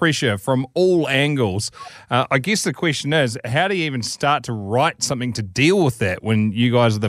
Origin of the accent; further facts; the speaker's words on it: New Zealand; growing up in New Zealand.